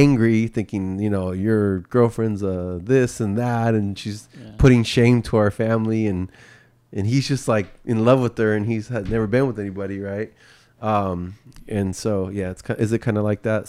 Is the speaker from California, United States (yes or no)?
yes; Bay Area, California, United States; the culture that I grew up in the Bay Area